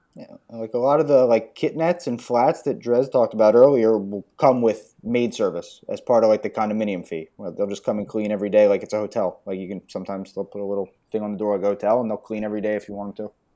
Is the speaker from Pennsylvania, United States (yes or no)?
yes; outside Philadelphia, Pennsylvania, United States; moved away as an adult; now in Brazil; I grew up outside of Philadelphia